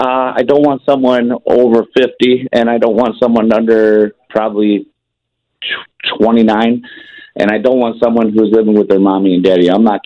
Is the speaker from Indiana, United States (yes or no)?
no; Fort Atkinson, Wisconsin, United States; also born or lived in Chicago; I was originally born in Chicago, and I was raised in Fort Atkinson, a nice, quiet community.